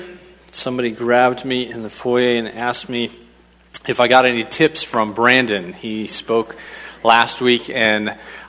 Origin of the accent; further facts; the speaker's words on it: Papua New Guinea; moved away as an adult; But I was raised over in Papua New Guinea from 2 years old, went over there with mom and dad, and we went into the Itete people group. I ended up going off to boarding school from first grade to 12th grade, finished up there, came back to the United States